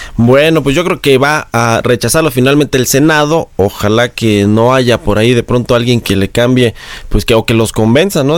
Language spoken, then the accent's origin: Spanish; Mexico; nuestro país